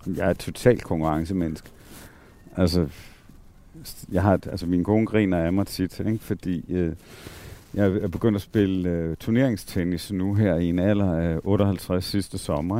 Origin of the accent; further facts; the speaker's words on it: Southern Jutland, Southern Denmark, Denmark; moved away; mit barndomshjem øh, nede i Sønderland. Altså, hvor øh, voksede op i sådan en lærerfamilie